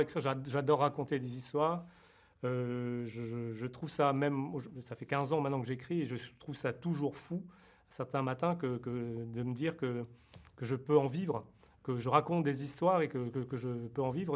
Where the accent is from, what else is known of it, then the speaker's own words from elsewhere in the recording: France; je suis né en France d'origine vietnamienne